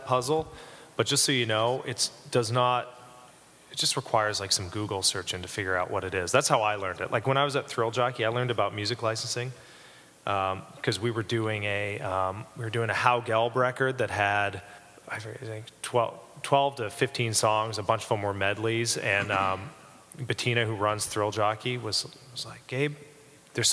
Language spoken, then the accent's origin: English; Canada; moved away as an adult; also born or lived in England; now in Chicago, United States; I grew up in Canada